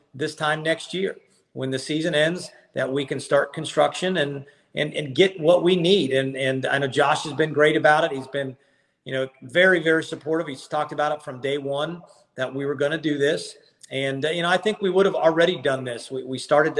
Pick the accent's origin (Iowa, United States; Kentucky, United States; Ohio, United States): Ohio, United States; now in Athens, Georgia, United States; I was born in Ohio, and I coached at Kent State